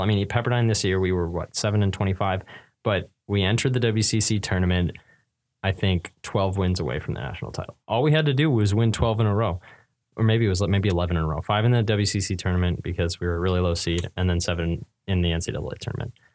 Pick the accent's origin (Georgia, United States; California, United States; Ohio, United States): California, United States; Northern; I'm from Northern California